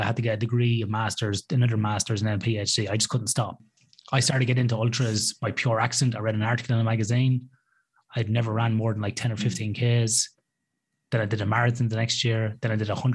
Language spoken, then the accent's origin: English; Athlone, Westmeath, Ireland; now in Perth, Australia; growing up in Athlone in Ireland